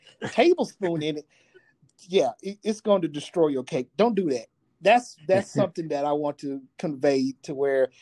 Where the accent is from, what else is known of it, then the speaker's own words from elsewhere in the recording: the South, United States; I'm a Southerner